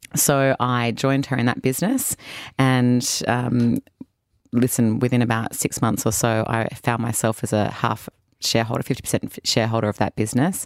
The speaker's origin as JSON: {"language": "English", "town": "Sydney", "region": "New South Wales", "country": "Australia", "also_born_or_lived": "United States", "moved": "as an adult", "said": "I'm from Sydney, Australia. Uh, down south, my parents still live there in a little suburb called Lugano."}